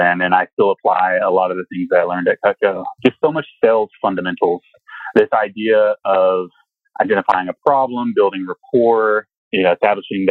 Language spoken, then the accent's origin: English; Kentucky, United States; moved away; also born or lived in Stanford, California; I was raised in Kentucky. I claim Louisville is my home because it's the only city that people are really familiar with. It's close to where I'm from, but I grew up in the sticks